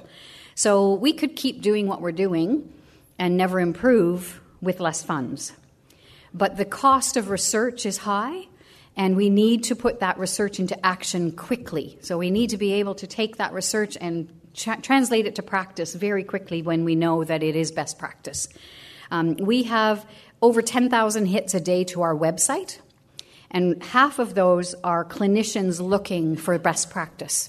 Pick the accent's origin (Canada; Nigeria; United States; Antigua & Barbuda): Canada; now in Australia; I'm Canadian